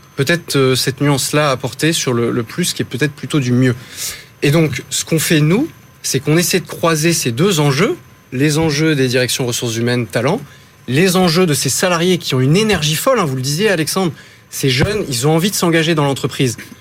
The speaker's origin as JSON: {"language": "French", "town": "Lille", "region": "Hauts-de-France", "country": "France", "said": "Je suis de Lille"}